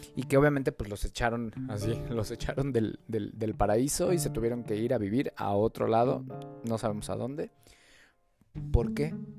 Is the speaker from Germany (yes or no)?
no; Mexico; yo soy de México